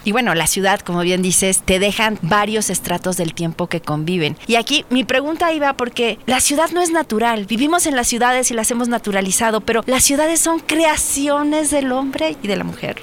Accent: Mexico City, Mexico; nací, crecí en el centro de esta Ciudad de México

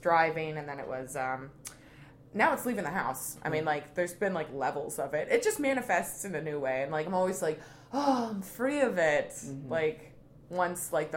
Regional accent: Plainfield, Illinois, United States; I'm from Plainfield

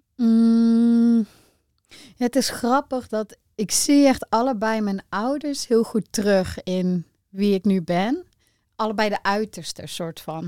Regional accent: Rosmalen, North Brabant, Netherlands; also born or lived in 's-Hertogenbosch; ik ben geboren in Den Bosch. Eh, maar wij zijn best wel snel naar Rosmalen verhuisd. Is echt meer zo'n klein dorpje, soort van. En eh, ja, gewoon heel normaal opgegroeid

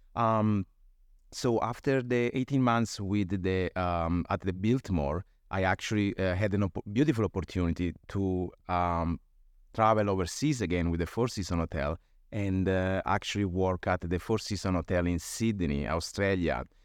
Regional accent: Apulia, Italy; moved away; I was born and raised in Italy, in, uh, Puglia, uh, on the southeast coast of Italy

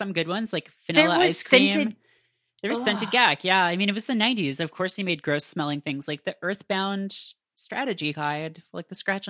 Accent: Canada; I grew up in Canada, and so I had a very limited access to it.

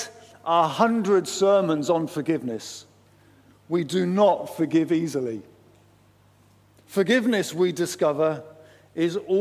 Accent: England, United Kingdom; I am the least African person in the world. I am very English.

